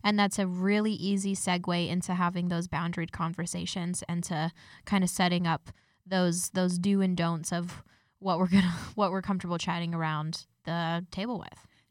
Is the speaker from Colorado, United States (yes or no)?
yes; Denver, Colorado, United States; now in Canada; I'm originally from Denver, Colorado